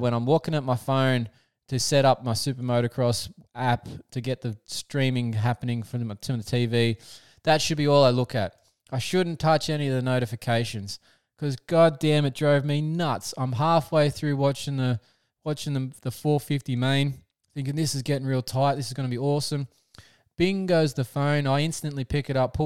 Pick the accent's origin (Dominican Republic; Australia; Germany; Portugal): Australia; as an Aussie